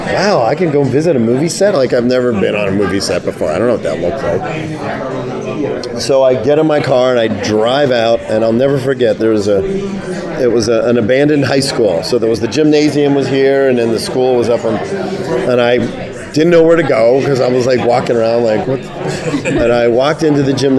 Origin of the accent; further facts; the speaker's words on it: Pittsburgh, Pennsylvania, United States; I grew up in Pittsburgh